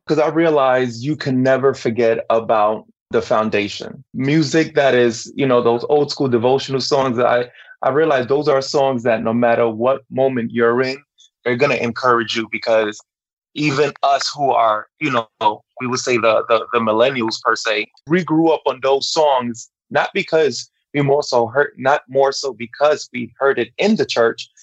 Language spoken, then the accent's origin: English; New York City, New York, United States; I'm from Brooklyn, New York. My background though is Dominican, both parents